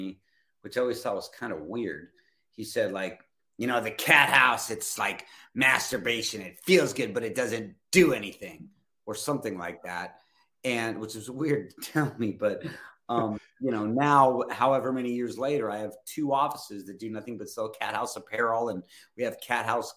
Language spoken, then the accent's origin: English; Los Angeles, California, United States; moved away as an adult; also born or lived in Van Nuys, California; now in North Carolina, United States; that's where I'm from. I'm still, and even though I haven't lived in Hollywood for a long time, I still say I'm from Hollywood